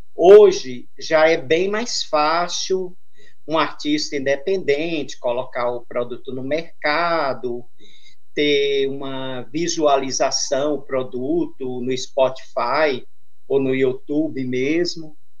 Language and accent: Portuguese; Santos, São Paulo, Brazil; Eu sou de Santos, litoral paulista